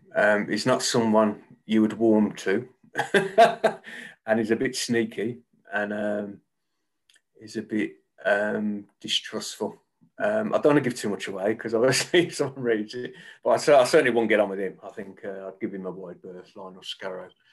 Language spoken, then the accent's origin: English; Birmingham, West Midlands, United Kingdom; accent: Birmingham; You probably tell by my accent, I'm a, a Birmingham based author uh, born and bred.